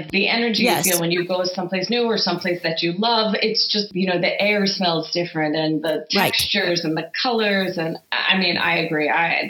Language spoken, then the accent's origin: English; New York, United States; growing up in the Five Towns and the South Shore of Long Island